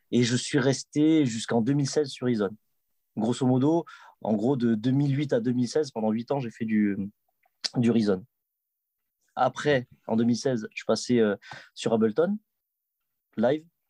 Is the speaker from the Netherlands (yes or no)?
no; Toulouse, Occitania, France; j'étais de Toulouse